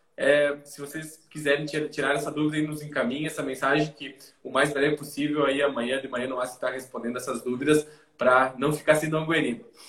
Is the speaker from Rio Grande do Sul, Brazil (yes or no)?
yes; Rio Grande do Sul, Brazil; also born or lived in Argentina; pessoa que sempre vivenciou as coisas aqui do, do Rio Grande do Sul.